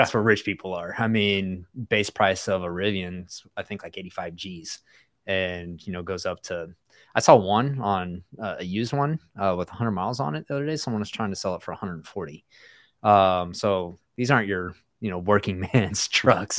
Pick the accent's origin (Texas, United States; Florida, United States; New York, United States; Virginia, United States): Texas, United States; West; I'm from West Texas